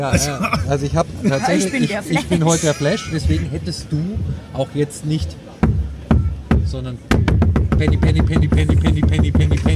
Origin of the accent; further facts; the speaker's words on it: Munich, Bavaria, Germany; Aber ganz ehrlich, so als Münchner hätte vor ein paar Jahren